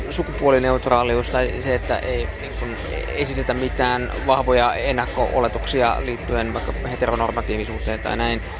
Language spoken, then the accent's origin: Finnish; Helsinki, Uusimaa, Finland; also born or lived in Berlin, Germany; Mä, mä oon syntynyt Berliinissä, niin mä olin silloin siellä äh, se, semmoisessa päiväkodissa. Sitten itse asiassa, kun muuttiin Helsinkiin, niin äh, mä olin täälläkin semmoisessa.